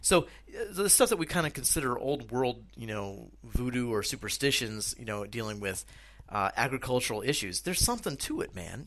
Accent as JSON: {"language": "English", "country": "United States", "moved": "as an adult", "lives_now": "Czech Republic", "said": "what I'm doing here in the Czech Republic and the experiences that I'm having as an American expat."}